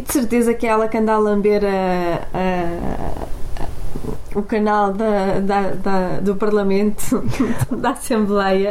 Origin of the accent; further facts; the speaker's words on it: Porto, Norte, Portugal; now in Lisbon, Portugal; eu sou do Porto, não é? Vivo em Lisboa